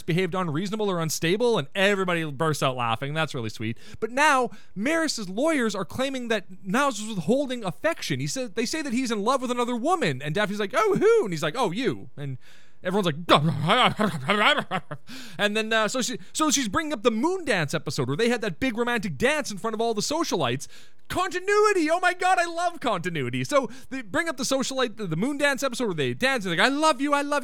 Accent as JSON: {"language": "English", "country": "Canada", "said": "as a Canadian myself"}